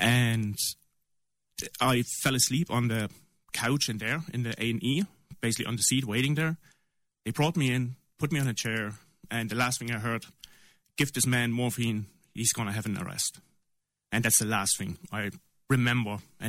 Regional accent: East Germany, Germany; English is a second language; My background is German, I'm from East Germany, so that wasn't really the stent technology back then

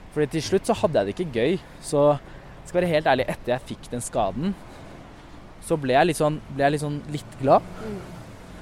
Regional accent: Oslo, Norway; Jeg vokste opp på Mortensrud

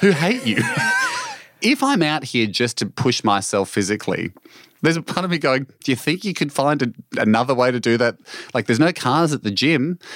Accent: Australia; this is, of course, my home country

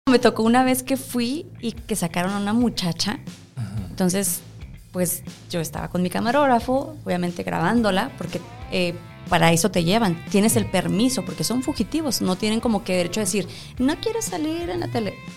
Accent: Cuauhtémoc, Chihuahua, Mexico; moved away as an adult; now in El Paso, United States; Yo soy de Cuauhtémoc, Chihuahua.

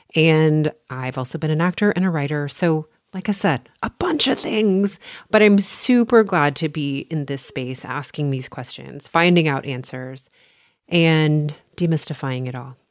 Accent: Texas, United States; also born or lived in Port Townsend, Washington; I am from Texas. I have lived here most of my life, with the exception of one year

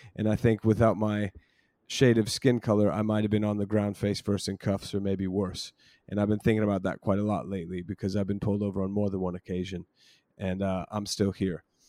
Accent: United States; moved away as an adult; now in London, United Kingdom; I'm born and raised in the States

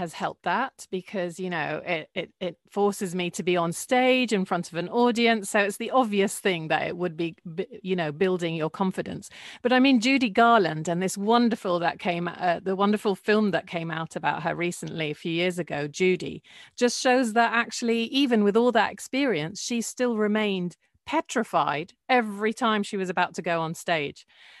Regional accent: Jordan; It was really, really nice because there's a real sense of community. It's a very small country, so you feel that everyone knows everyone.

